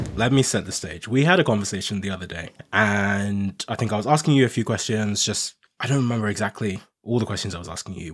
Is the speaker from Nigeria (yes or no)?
yes; Nigeria; now in United Kingdom; I'm originally Nigerian and I came to the U K from Nigeria